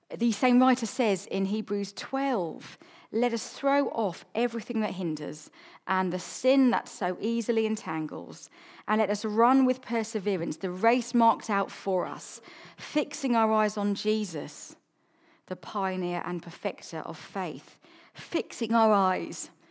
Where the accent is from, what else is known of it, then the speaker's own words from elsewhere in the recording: South Coast, England, United Kingdom; also born or lived in London; now in Chichester, United Kingdom; I grew up on the South Coast